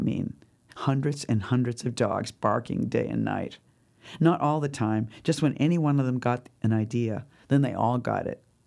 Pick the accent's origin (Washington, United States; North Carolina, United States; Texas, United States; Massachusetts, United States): Massachusetts, United States; Boston; accent: Boston; moved away; also born or lived in New York City / Southern California; people would h, pick up on my accent instantly and think that, you know, like, whatever feelings they had about Boston